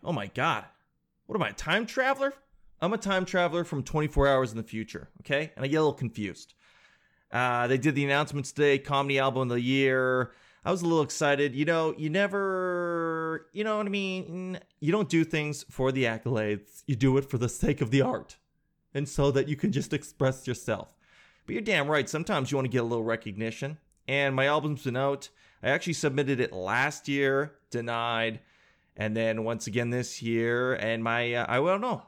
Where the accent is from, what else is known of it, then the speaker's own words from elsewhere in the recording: Calgary, Alberta, Canada; my home town, my hometown, Calgary